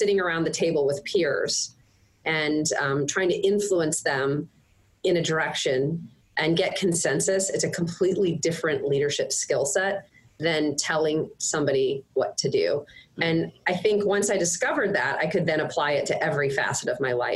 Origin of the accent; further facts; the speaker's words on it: St. Louis, Missouri, United States; also born or lived in Fort Wayne, Indiana; But I went to high school here, so I think that probably makes me from here.